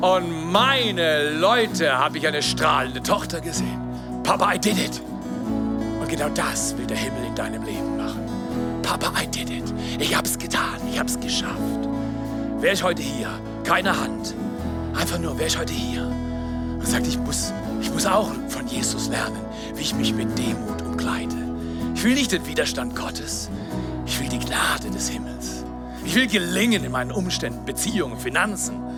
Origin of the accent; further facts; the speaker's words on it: Freiburg, Baden-Württemberg, Germany; in der Zone in Freiburg, wo ich groß geworden bin